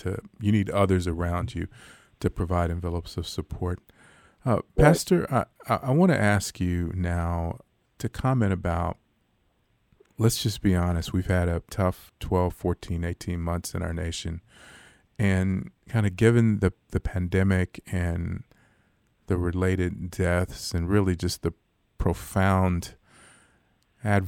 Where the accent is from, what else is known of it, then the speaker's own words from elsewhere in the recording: Los Angeles, California, United States; now in Fort Worth, United States; I'm from South Central Los Angeles. I grew up 83rd and Hoover, which is, kind of the core of what South